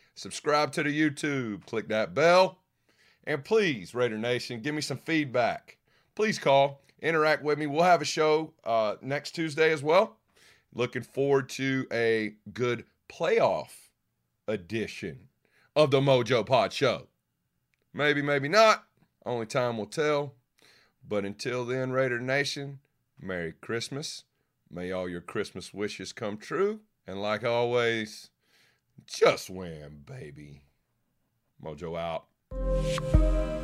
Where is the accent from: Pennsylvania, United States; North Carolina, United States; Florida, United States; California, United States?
North Carolina, United States; Locust; I'm from, uh, a little town called Locust, North Carolina